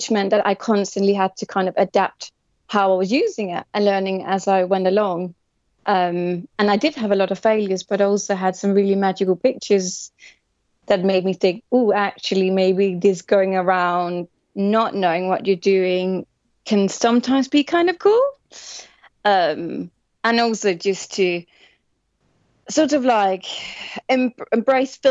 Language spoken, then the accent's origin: English; Denmark; moved away as an adult; now in London, United Kingdom; I'm originally from Denmark